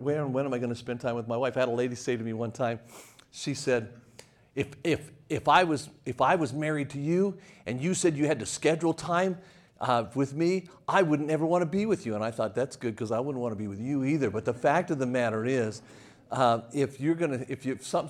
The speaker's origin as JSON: {"language": "English", "town": "Las Vegas", "region": "Nevada", "country": "United States", "tie": "born or raised there", "also_born_or_lived": "Lynchburg, Virginia", "moved": "yes", "said": "I left Las Vegas, Nevada"}